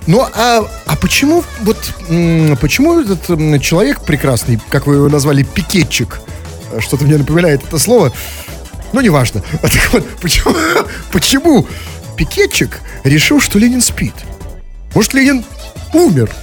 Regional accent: Saint Petersburg, Russia; в Петербурге же больше всего ненавидят как коренные жители, такие как мы, перемен

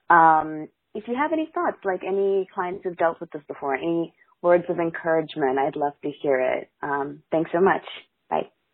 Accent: India; now in New York, United States; So I'm from India, my fiance is from Philadelphia

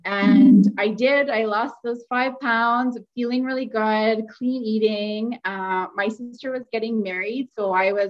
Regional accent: Calgary, Alberta, Canada; now in Edmonton, Canada; I'm originally from Calgary, but live in Edmonton.

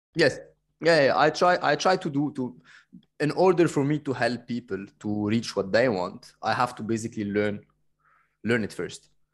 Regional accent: Cairo, Cairo Governorate, Egypt; moved away; I'm coming from Cairo

